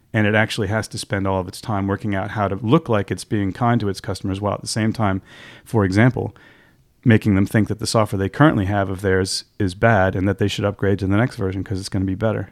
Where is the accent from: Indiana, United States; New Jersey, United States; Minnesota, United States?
New Jersey, United States; Montclair; I come originally from the East Coast of the U S, from, uh, a place called Montclair, New Jersey, um, where I was born and raised